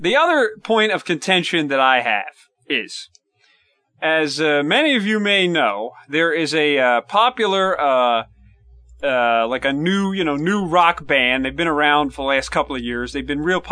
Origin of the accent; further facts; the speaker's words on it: around Newark, New Jersey, United States; anybody who's from around here does not call it Newark, is Nork